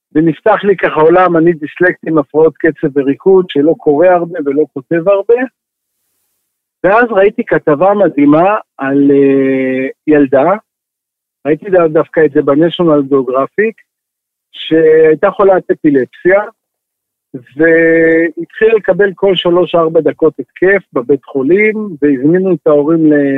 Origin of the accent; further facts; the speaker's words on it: Israel; אני גדלתי במושב, מושבניק